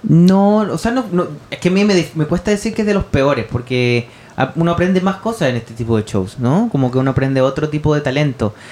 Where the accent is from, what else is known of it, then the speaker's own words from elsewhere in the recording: Chile; no soy tampoco de Bangladesh, soy de Chile